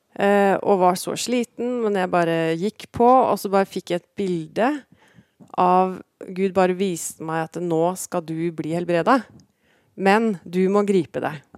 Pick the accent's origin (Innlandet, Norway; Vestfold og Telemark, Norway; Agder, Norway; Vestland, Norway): Vestfold og Telemark, Norway; Porsgrunn; also born or lived in Kragerø / Skien; Jeg ble født i Porsgrunn og vokste opp i Porsgrunn